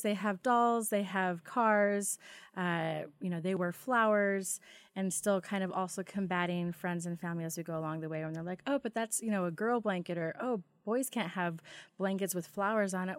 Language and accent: English; Wilder, Idaho, United States; I am from Idaho, born and raised. Uh, I actually grew up in Wilder.